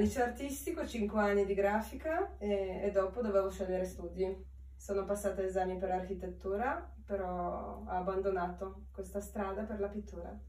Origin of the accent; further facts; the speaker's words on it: Białystok, Podlaskie Voivodeship, Poland; Italian is a second language; moved away as an adult; also born or lived in Warsaw, Poland / Carrara, Italy; now in Milan, Italy; vengo dalla Polonia, è il paese nord-est, eh, che si chiama Białystok, dentro la foresta.